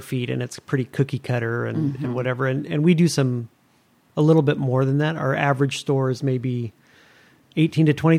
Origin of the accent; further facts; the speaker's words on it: Hollister, California, United States; moved away as an adult; also born or lived in Chico, California; now in Arroyo Grande, United States; I grew up in a little town called Hollister, which is, I don't know, a couple hours north of here.